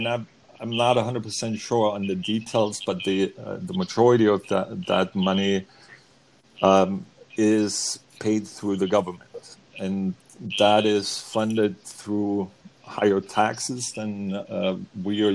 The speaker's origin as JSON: {"language": "English", "country": "Germany", "tie": "born or raised there", "moved": "yes", "lives_now": "United States", "said": "growing up in Germany"}